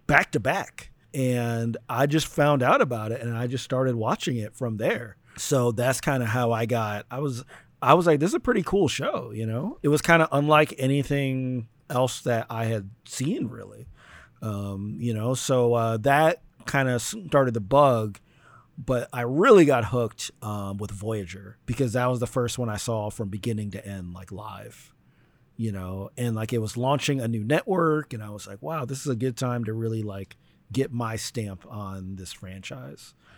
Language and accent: English; New Jersey, United States; I'm from Jersey